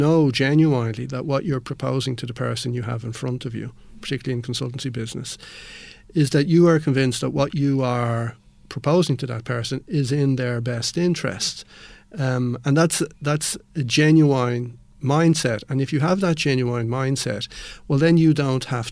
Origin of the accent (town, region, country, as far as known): Ireland; also born or lived in Spain